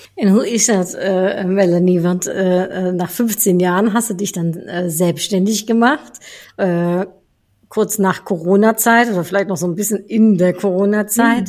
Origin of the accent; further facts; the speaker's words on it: Netherlands; now in Germany; ich als Niederländerin in Deutschland